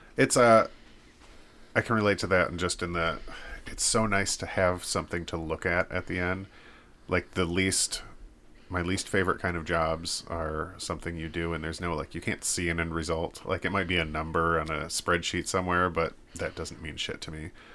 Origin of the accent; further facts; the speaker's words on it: United States; as an American